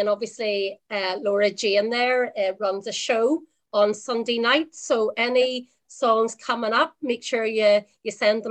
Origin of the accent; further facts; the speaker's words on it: Belfast, Northern Ireland, United Kingdom; I'm from Belfast